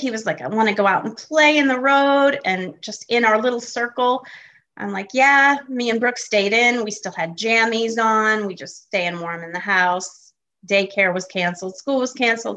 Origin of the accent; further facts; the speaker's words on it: Connecticut, United States; moved away as an adult; also born or lived in Buffalo, New York / Michigan; now in Greenville, United States; I was born in Buffalo, New York, and I grew up in Connecticut and was there until I graduated from high school